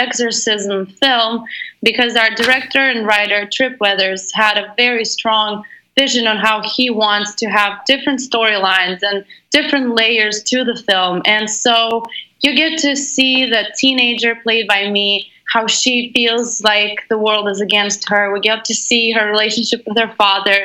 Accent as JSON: {"language": "English", "region": "Moscow", "country": "Russia", "said": "I'm originally from Russia, Moscow"}